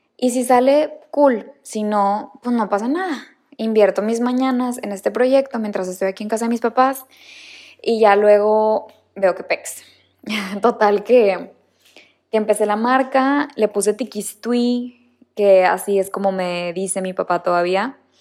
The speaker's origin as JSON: {"language": "Spanish", "town": "Monterrey", "region": "Nuevo León", "country": "Mexico", "tie": "born or raised there", "also_born_or_lived": "Barcelona", "moved": "as an adult", "said": "nací en Monterrey, Nuevo León"}